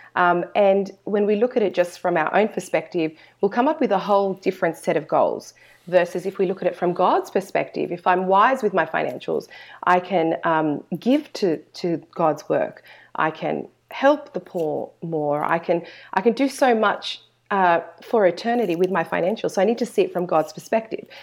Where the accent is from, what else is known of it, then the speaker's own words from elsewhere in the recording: Sydney, New South Wales, Australia; I was born in Australia, um, and I'm very fortunate to have Christian parents who raised my older brother and I in the church, um, here in Sydney, Australia